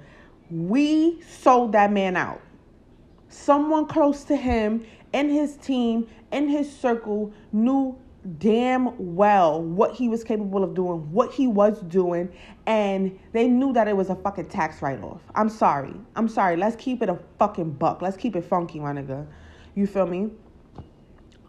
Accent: New York, United States; I'm not even from LA. I'm from New York.

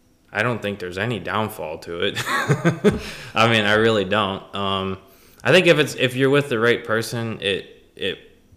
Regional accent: South Florida, United States; I'm 31. Born and raised in South Florida. Lived in Central Florida for a few years. Florida's home.

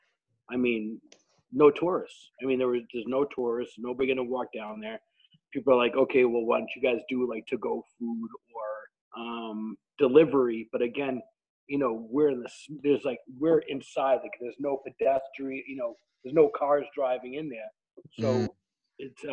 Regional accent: Boston, Massachusetts, United States; accent: wicked Boston; my sexy Boston accent

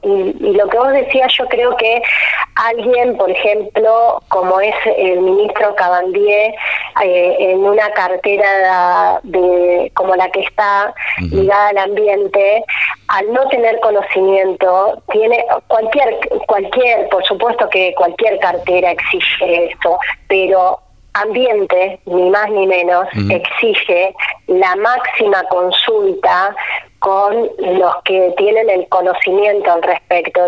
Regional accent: La Quiaca, Jujuy, Argentina; also born or lived in Tilcara / Abra Pampa; Yo nací en La Quiaca, que es el pueblo que está en el límite con Bolivia. Mamá era de La Quiaca y mi papá de Tilcara, así que mi infancia y mi adolescencia han transitado entre, entre La Quebrada y La Puna

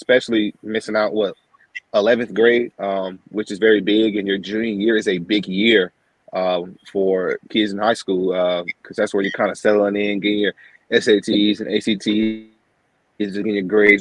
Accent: Henderson, North Carolina, United States; I'm from Henderson, and Vance, Warren, Granville, and Franklin is all close

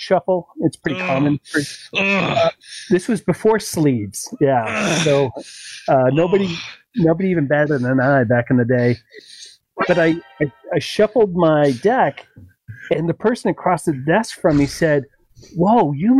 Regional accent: United States; I'm American

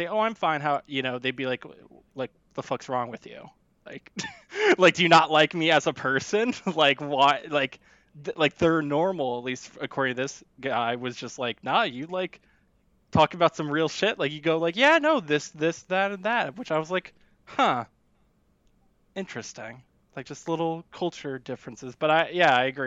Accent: United States; I'm an American

